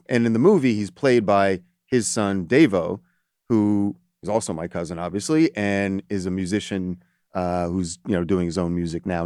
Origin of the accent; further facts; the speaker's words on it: United States; was born here in America, but I'm Jamaican American, first generation